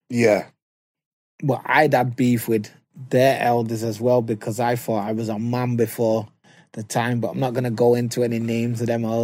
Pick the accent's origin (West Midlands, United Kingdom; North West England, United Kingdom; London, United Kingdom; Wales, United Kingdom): North West England, United Kingdom; Manchester; I'm from Moss